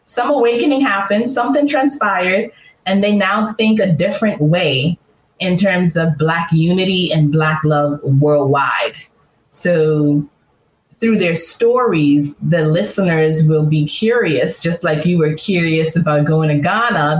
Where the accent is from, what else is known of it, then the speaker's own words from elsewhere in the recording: Bahamas; also born or lived in California; now in Atlanta, United States; I grew up in the Bahamas